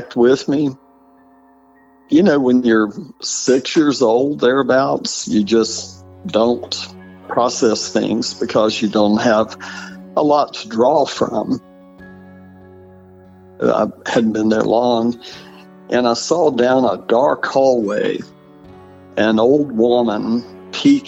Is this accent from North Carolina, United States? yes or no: yes; Fair Plains, Wilkes County, North Carolina, United States; I grew up in the Fair Plains community of Wilkes County